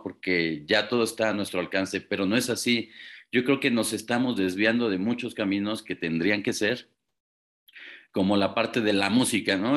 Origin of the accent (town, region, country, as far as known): Mexico